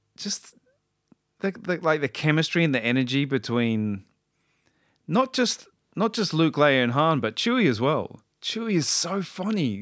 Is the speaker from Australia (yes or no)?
yes; Australia; I'm Australian